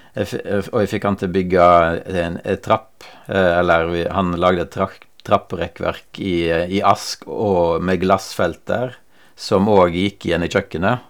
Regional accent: Western Norway, Norway; now in Skien, Norway; jeg kommer jo fra Vestlandet.

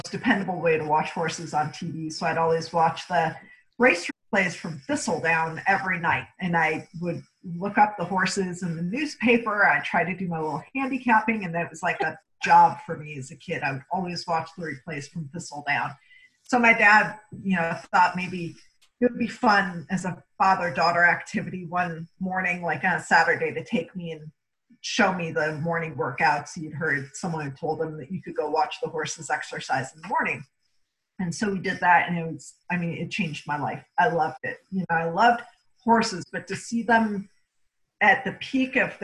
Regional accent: Cleveland, Ohio, United States; moved away; also born or lived in Lexington, Kentucky; growing up in Cleveland, Ohio

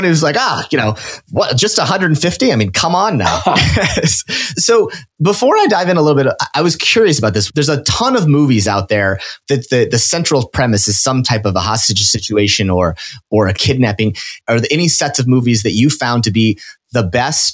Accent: Omaha, Nebraska, United States; I'm also from the mean Midwest. I grew up in Omaha

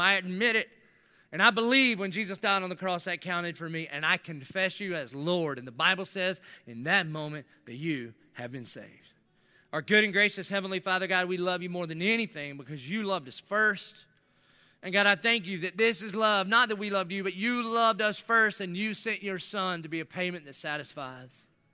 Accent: the South, United States; I grew up in the South.

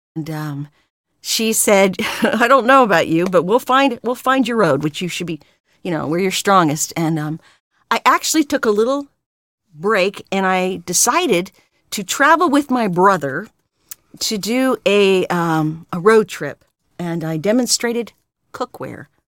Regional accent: California, United States; also born or lived in Pennsylvania; I came out to California when I was five years old and have not gone ba-, gone back yet

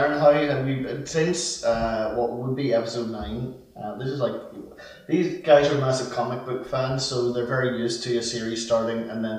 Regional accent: Canada; Well, I'm a Canadian.

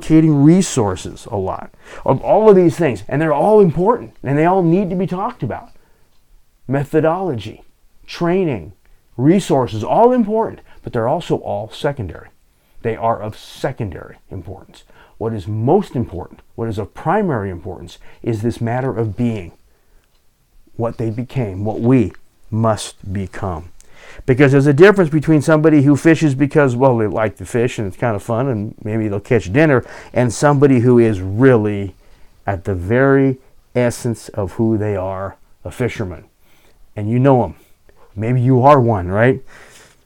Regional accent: Southern California, United States; also born or lived in Pacific Northwest; now in Alaska, United States; I grew up in Southern California.

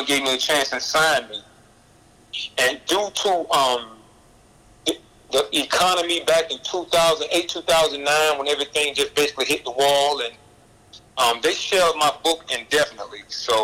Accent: Taylortown, North Carolina, United States; also born or lived in Southern Pines, North Carolina; now in Atlanta, United States; I grew up poor in Taylortown, North Carolina. And I bounced back and forth from Taylortown to Southern Pines, back and forth for years

